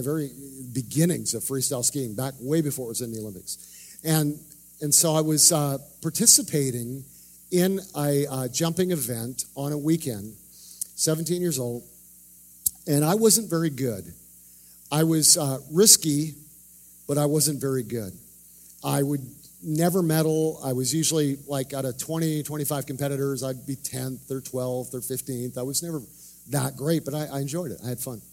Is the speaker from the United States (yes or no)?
no; Canada; moved away; I grew up in Canada.